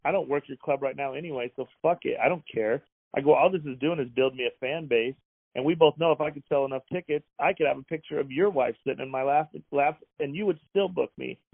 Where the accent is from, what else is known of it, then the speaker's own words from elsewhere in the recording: Wyoming, United States; moved away; also born or lived in Las Vegas; I grew up in Wyoming, and my dad was in prison the whole time I was a kid